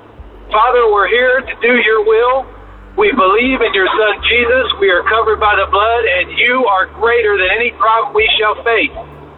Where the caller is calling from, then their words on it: Mobile, Alabama, United States; I'm calling from Interstate 10 in Mobile, Alabama.